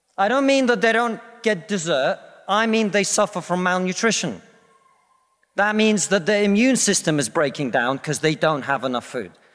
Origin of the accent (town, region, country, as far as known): Russia; now in United Kingdom